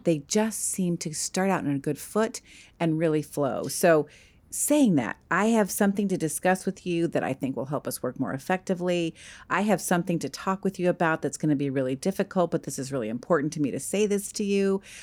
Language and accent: English; East Coast, United States; I grew up on the East Coast.